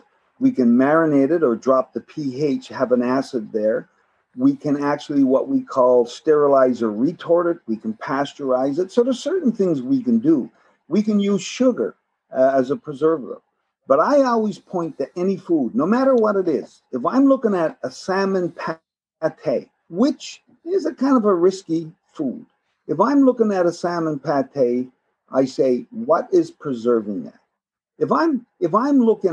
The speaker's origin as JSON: {"language": "English", "region": "Newfoundland and Labrador", "country": "Canada", "tie": "born or raised there", "said": "So I grew up in Newfoundland. Salt fish was a big thing."}